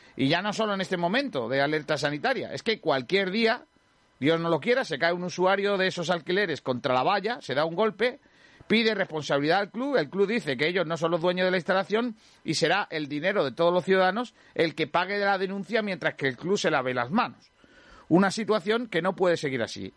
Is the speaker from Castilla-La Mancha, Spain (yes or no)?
no; Rincón de la Victoria, Andalusia, Spain; en mi pueblo, el Rincón